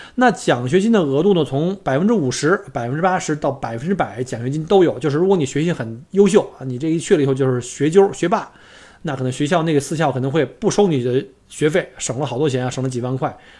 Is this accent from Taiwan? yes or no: no; China; now in Australia; 我们中国人圈子里有一句玩笑